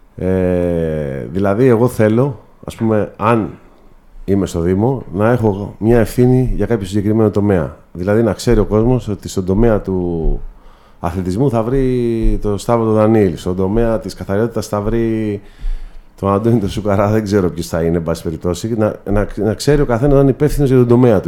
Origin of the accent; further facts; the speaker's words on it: Corinth, Peloponnese, Greece; θέλω πραγματικά να βοηθήσω την πόλη μου πρώτα απ' όλα ε, τους συμπολίτε μου